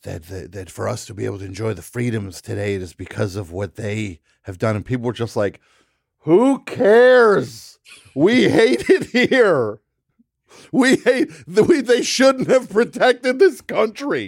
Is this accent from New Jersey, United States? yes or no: yes; New Jersey, United States; I'm from New Jersey